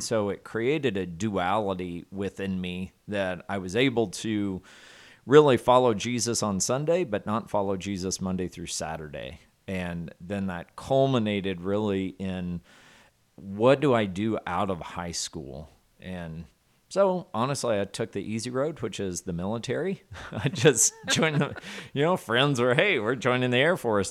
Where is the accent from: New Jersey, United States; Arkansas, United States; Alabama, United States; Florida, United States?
Arkansas, United States; Southwest; I grew up in Southwest Arkansas. Very rural area of the, of the country there